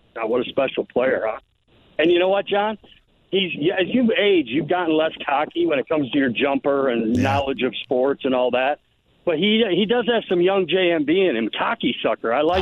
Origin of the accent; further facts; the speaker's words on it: Detroit, Michigan, United States; I wasn't a huge Tiger fan growing up in the Detroit area